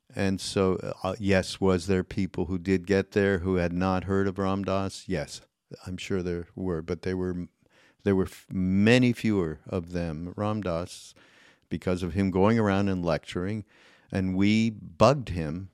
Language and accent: English; Canada; I'm Canadian